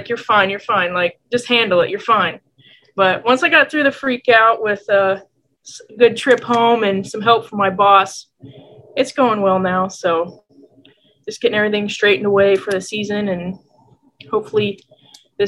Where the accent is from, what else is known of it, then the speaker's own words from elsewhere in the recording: Assumption, Illinois, United States; moved away; I grew up in Assumption, Illinois, which is a really small ag town